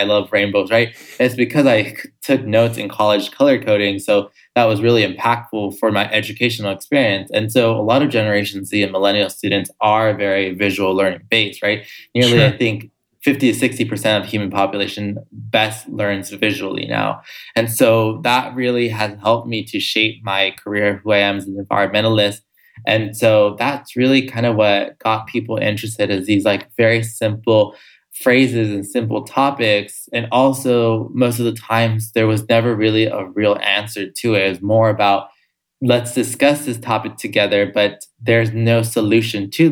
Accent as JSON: {"language": "English", "town": "Los Angeles", "region": "California", "country": "United States", "tie": "born or raised there", "said": "I grew up also in Los Angeles, California, my whole life"}